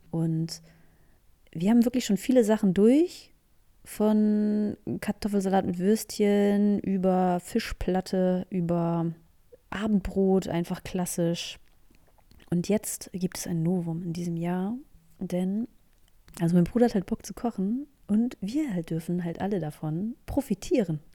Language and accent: German; Northern Germany, Germany; ich komme ja aus dem Norden, aus dem schönen hohen Norden der Republik